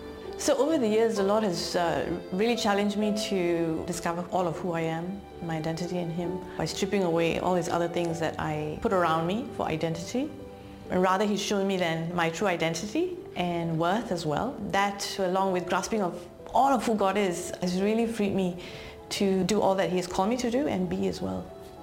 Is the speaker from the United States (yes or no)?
no; Malaysia; Growing up as an Indian girl in Malaysia greatly shaped my identity and lack of self-worth. A minority in every way